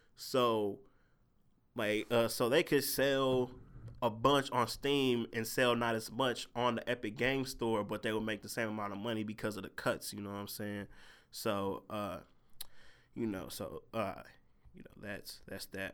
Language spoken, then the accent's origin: English; St. Louis, Missouri, United States; I'm from St. Louis